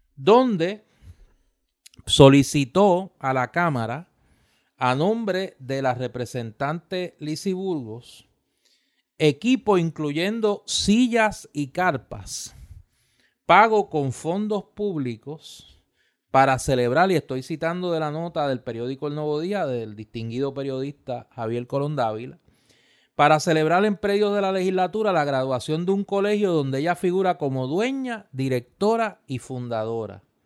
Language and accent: Spanish; Caguas, Puerto Rico; cagüeño al fin como soy